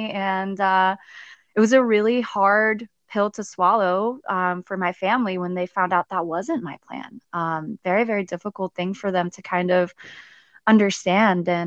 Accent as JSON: {"language": "English", "town": "Stuttgart", "region": "Baden-Württemberg", "country": "Germany", "tie": "born or raised there", "said": "So I was actually, so I'm originally from Germany. I'm from Stuttgart, Germany. I grew up there, um, military family."}